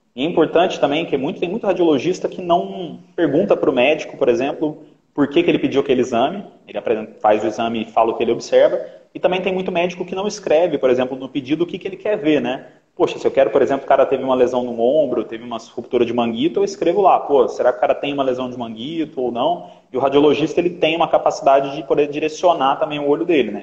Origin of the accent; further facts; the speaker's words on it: Minas Gerais, Brazil; also born or lived in Rio de Janeiro; now in São Paulo, Brazil; eu vim do Rio também para cá, eu sou de Minas, mas eu vim do Rio para cá.